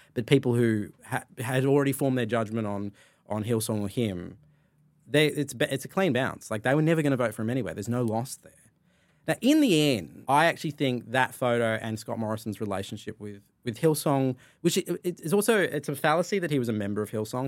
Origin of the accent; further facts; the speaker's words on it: Sydney, New South Wales, Australia; I grew up in sort of Burwood, Ashfield